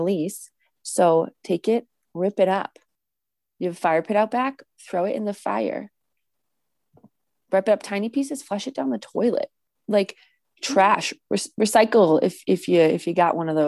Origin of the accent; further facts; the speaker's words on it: New England, United States; also born or lived in Massachusetts; having been born and bred and raised in New England